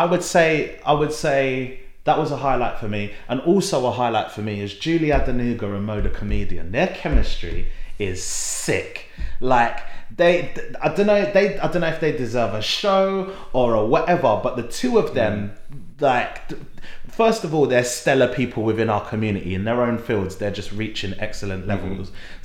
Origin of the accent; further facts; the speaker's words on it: London, United Kingdom; coming from East London, like we are both from East London